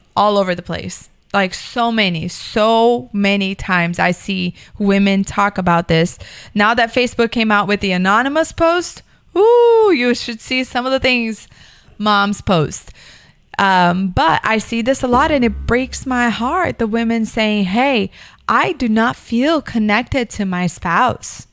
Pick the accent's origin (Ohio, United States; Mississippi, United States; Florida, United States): Florida, United States; Miami; I grew up in Miami